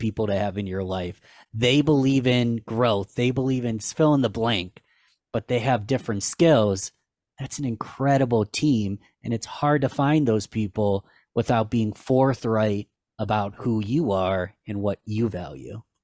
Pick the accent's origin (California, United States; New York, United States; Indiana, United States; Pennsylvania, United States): New York, United States; Rochester; my hometown of Rochester, New York.